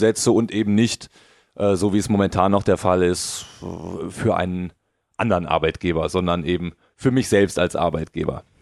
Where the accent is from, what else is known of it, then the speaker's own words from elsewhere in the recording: Cologne, North Rhine-Westphalia, Germany; ich bin aus Köln, Trainer